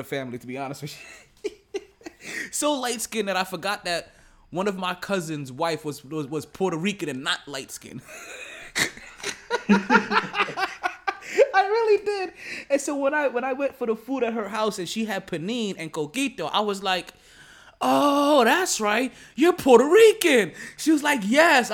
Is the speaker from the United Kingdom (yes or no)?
no; Jamaica; as a Jamaican, like, we use a whole different side of the pork